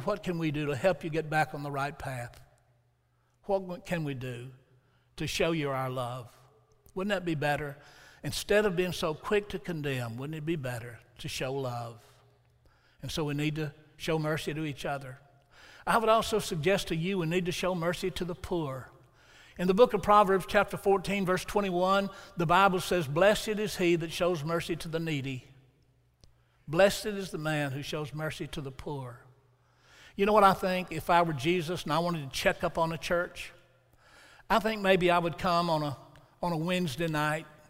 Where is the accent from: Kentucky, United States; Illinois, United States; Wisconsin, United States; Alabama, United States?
Alabama, United States; Huntsville; moved away as an adult; also born or lived in Milan; Huntsville, which was my hometown. I'd grown up there